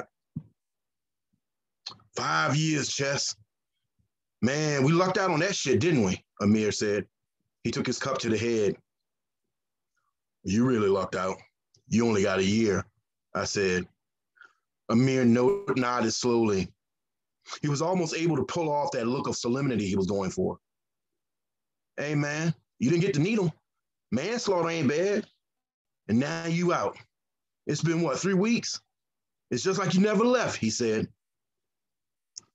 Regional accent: the South, United States; I have a saying where I grew up. I'm from the South

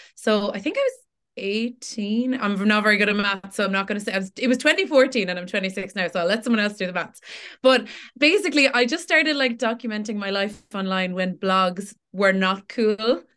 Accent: Tipperary, Munster, Ireland; also born or lived in Cork; I'm born and raised in Tipperary.

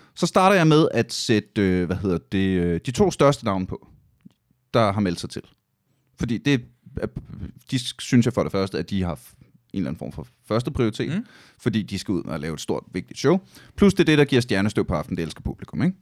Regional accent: Aalborg, North Denmark Region, Denmark; jeg kommer fra Aalborg

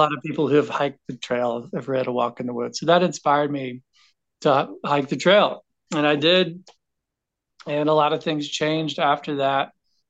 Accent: Knoxville, Tennessee, United States; I grew up in Knoxville, Tennessee, like from 18 on growing up for about 20 years.

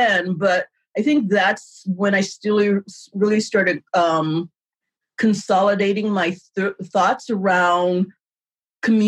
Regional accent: Warren, Ohio, United States; I was raised in Warren, Ohio

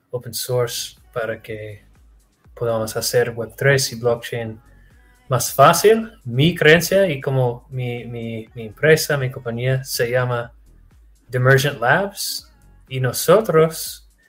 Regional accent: Texas, United States; Sí, de los Estados Unidos, en Texas.

